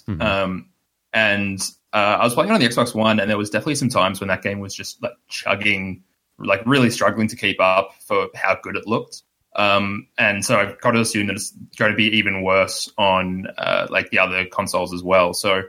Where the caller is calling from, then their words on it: Melbourne, Victoria, Australia; from Melbourne, Australia.